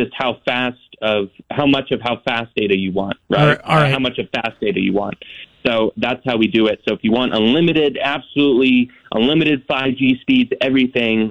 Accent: North Idaho, United States; I grew up in North Idaho

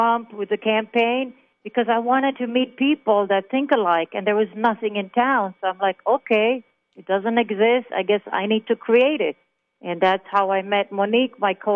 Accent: Jerusalem, Jerusalem District, Israel; English is a second language; moved away as an adult; also born or lived in Germany; now in Tucson, United States; I'm originally from Israel. So I was born in Israel. I was born in Jerusalem on Christmas Day

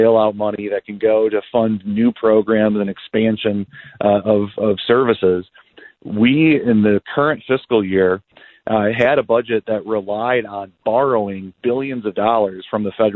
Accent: Dixon, Illinois, United States; Dixon's my hometown. I was born and raised here.

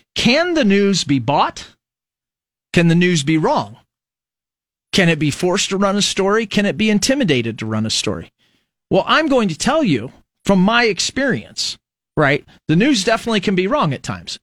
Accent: United States; As an American

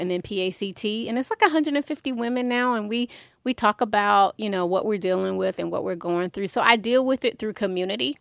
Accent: Atlanta, Georgia, United States; I had one community in Southwest Atlanta, right, growing up in the Swats

